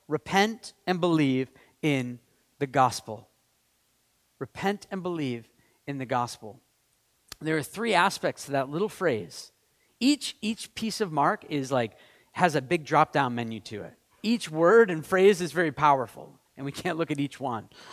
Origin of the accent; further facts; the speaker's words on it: Maine, United States; I'm from Maine.